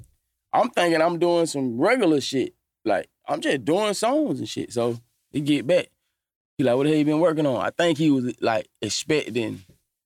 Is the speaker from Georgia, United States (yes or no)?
yes; Atlanta, Georgia, United States; I'm from Cleveland Avenue. I'm from Atlanta